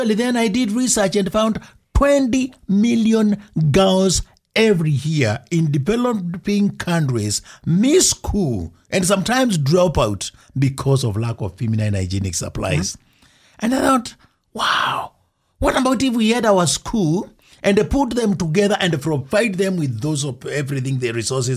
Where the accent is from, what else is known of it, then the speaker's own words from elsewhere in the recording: Kenya; moved away as an adult; also born or lived in Wyoming; now in United States; then when I go to Kenya for the first time after I left to come to college in Wyoming, where I picked my accent